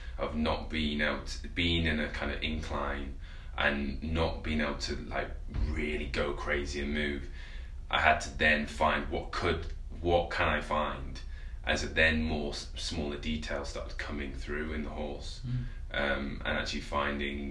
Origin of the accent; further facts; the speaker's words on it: Penistone, Yorkshire and the Humber, United Kingdom; also born or lived in Sheffield; I was born in Sheffield and then I moved out to a place called Penistone, which is like basically in the middle of nowhere near in a Barnsley district in the countryside